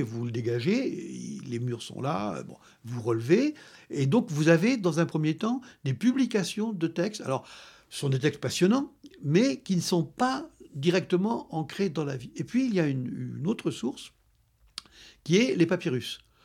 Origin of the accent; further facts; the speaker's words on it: France; je suis français